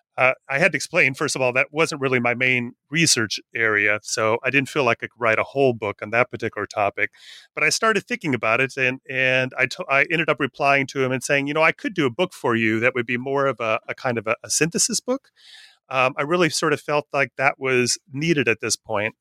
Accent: northern Wisconsin, United States; I grew up in a little town in northern Wisconsin

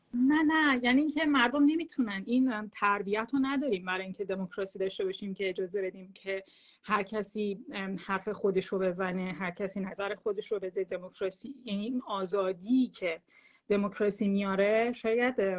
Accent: Iran; moved away as an adult; مردم ایران بود که من خودم جز بشم حالا الان ده سال زندگی نمیکنم

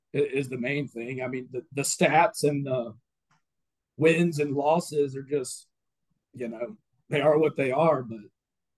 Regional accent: Madison, Florida, United States; also born or lived in Tallahassee, Florida; got paid to go to school and play baseball in my hometown

